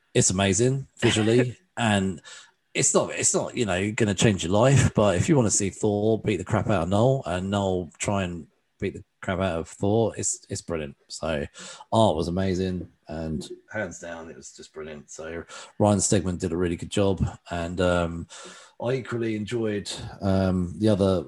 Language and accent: English; England, United Kingdom; being an Englishman